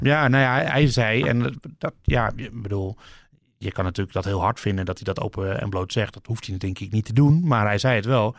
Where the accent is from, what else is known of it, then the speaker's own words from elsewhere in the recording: Netherlands; wij, wij komen uit het land van Verstappen.